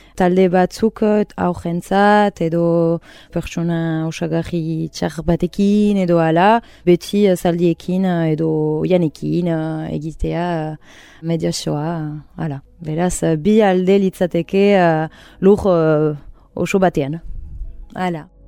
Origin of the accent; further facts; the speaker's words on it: Urrugne, Nouvelle-Aquitaine, France; moved away as an adult; now in Hasparren, France; nik uh, urruñan bizi nintzen, tikitik